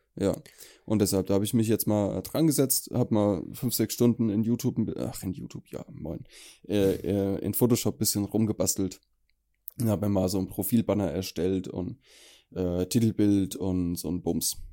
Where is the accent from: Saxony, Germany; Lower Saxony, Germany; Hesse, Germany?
Hesse, Germany; Allendorf; In Allendorf Lumda. Krasses Kaff.